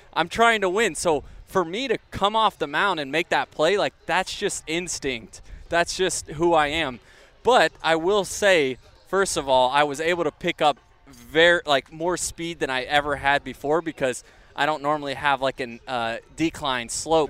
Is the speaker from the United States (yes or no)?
yes; Tampa Bay area, Florida, United States; I grew up 20 minutes from there, and now to be able to say that I play Major League Baseball in my hometown